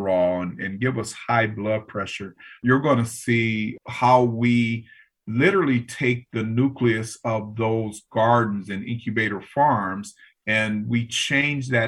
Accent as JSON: {"language": "English", "town": "Los Angeles", "region": "California", "country": "United States", "tie": "born or raised there", "said": "When I grew up in South Central"}